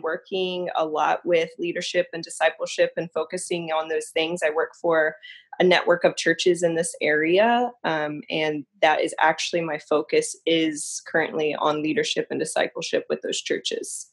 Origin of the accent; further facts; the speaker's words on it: Newport News, Virginia, United States; now in Yorktown, United States; I was born and raised in Newport News. I actually live in Yorktown, Virginia, currently.